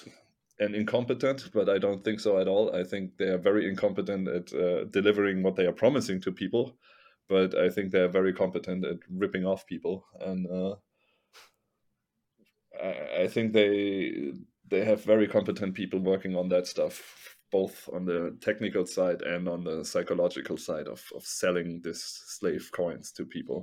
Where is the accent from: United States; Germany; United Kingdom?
Germany; I'm from Germany